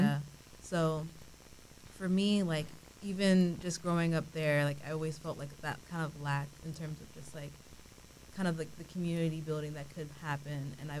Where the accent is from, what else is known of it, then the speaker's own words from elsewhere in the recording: Orlando, Florida, United States; also born or lived in New York; I'm an artist, born and raised in Orlando.